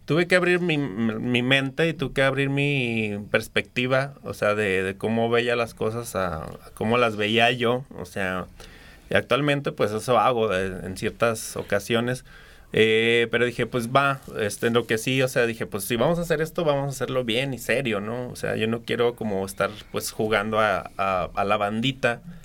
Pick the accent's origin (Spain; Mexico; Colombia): Mexico; Aguascalientes; Aguascalientes, o sea, si sí soy nativo de aquí